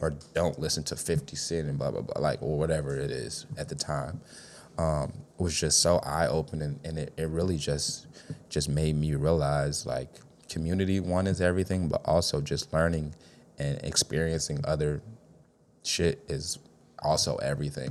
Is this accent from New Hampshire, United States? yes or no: no; Chicago, Illinois, United States; West Side for sure